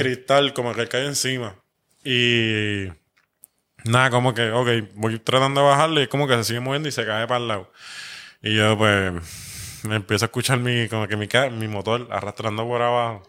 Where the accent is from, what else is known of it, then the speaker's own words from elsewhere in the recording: Puerto Rico; como puertorriqueño